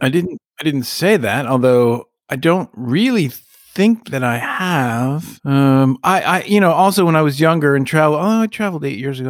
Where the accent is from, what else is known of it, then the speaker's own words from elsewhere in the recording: the West, United States; as a Jewish kid growing up in the West